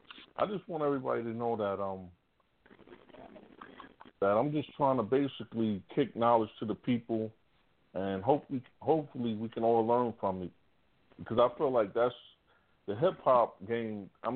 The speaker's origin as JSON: {"language": "English", "town": "New York City", "region": "New York", "country": "United States", "also_born_or_lived": "Virginia", "moved": "yes", "lives_now": "Las Vegas, United States", "said": "I'm originally from Bronx, New York. I live in Vegas."}